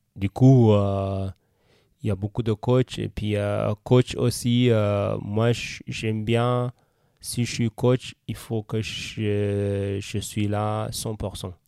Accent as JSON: {"language": "French", "country": "Eritrea", "second_language": "French", "moved": "as an adult", "lives_now": "Switzerland", "said": "quand j'étais en Eritrea, jeune athlète"}